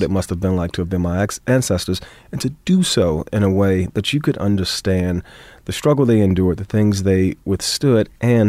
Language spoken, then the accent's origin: English; Miami, Florida, United States; And growing up in Florida, especially in Miami, it's the same thing. I mean, it's kind of like the most southernmost point you can be in the U.S.